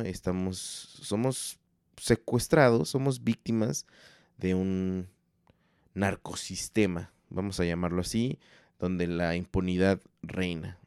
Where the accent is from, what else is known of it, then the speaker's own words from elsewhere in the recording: Mexico; somos mexicanos